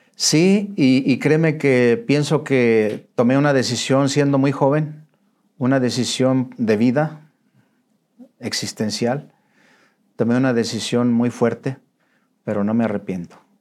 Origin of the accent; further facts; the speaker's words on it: León, Guanajuato, Mexico; moved away as an adult; now in Monterrey, Mexico; Soy originario de León, Guanajuato